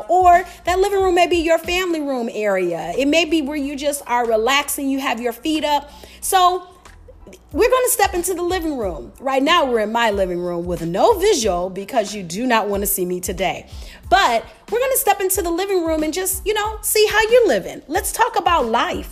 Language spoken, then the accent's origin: English; Detroit, Michigan, United States; I'm a city girl. I'm from Detroit